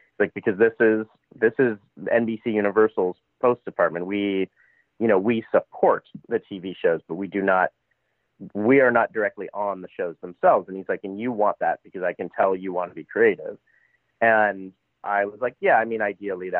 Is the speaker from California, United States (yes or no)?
yes; Los Angeles, California, United States; I was always from LA, and people would go, where are you from? And I'm from